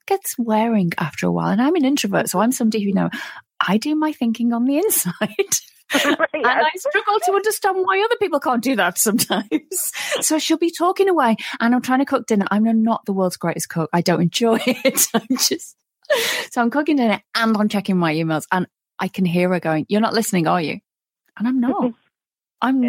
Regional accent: United Kingdom; I'm British, you know, our whole culture is based on

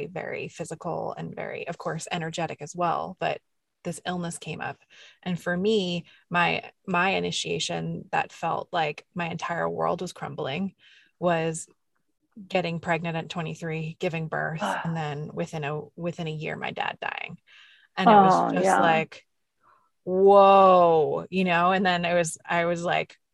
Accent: New York, United States; I'm a New Yorker through and through

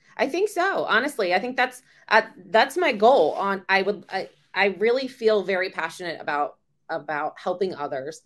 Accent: Virginia, United States; I'm born and raised in Virginia

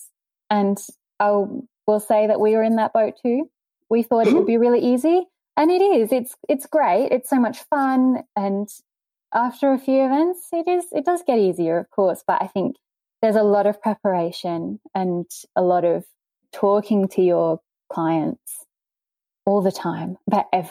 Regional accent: England, United Kingdom; now in Cairns, Australia; I'm not actually Australian. I'm English

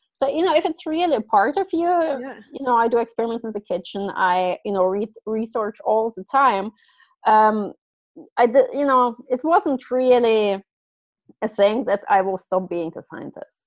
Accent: Germany; moved away; I grew up in Germany

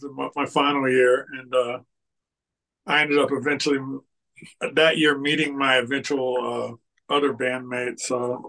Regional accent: Washington, District of Columbia, United States; moved away as an adult; also born or lived in Boulder, Colorado; now in Denver, United States; Well, I'm originally from the DC, Washington, D.C. area, Alexander. Mm. And I came out here to go to school in Boulder in the late 80s, 88, I guess it was.

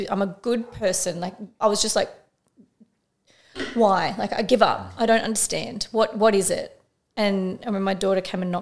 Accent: Frankston, Victoria, Australia; I grew up in Frankston

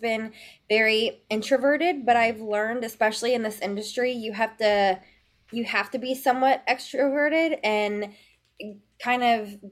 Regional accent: Memphis, Tennessee, United States; I'm originally from Memphis, Tennessee

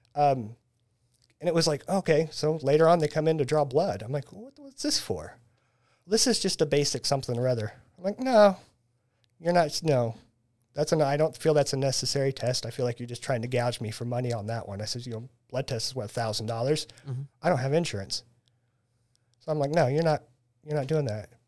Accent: Taylorville, Illinois, United States; moved away as an adult; now in Springfield, United States; I was born and raised in Taylorville

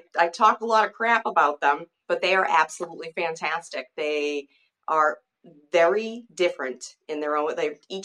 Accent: Chelsea, Massachusetts, United States; now in Derry, United States; I'm originally from Chelsea, Massachusetts

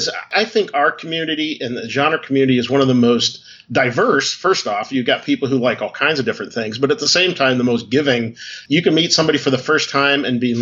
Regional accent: Cleveland, Ohio, United States; I grew up in Cleveland, Ohio area

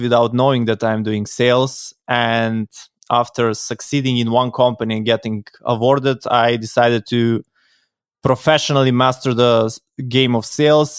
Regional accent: North Macedonia; I come from Macedonia, from Europe

